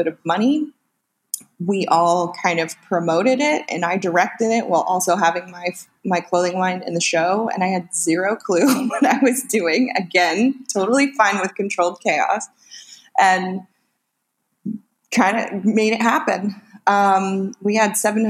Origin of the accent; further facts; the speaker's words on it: Northern California, United States; moved away as an adult; now in Los Angeles, United States; So I'm originally from Northern California, where I lived with that big family